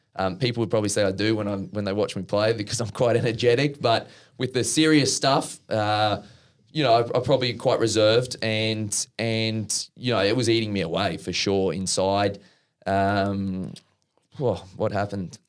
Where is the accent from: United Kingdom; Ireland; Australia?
Australia; Brisbane, Queensland; my folks' place at Norman Park.